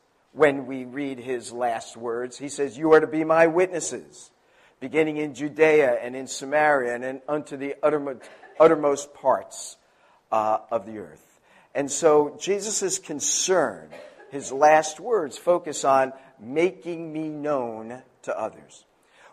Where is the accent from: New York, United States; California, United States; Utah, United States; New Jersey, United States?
New Jersey, United States; now in Maryland, United States; I'm from Jersey